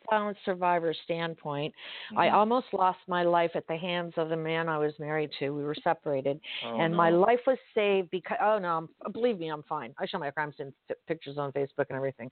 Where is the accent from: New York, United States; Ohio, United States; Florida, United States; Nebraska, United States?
Florida, United States; Miami; I'm born and raised in Miami. I read like a Miamian, I'm a Floridian girl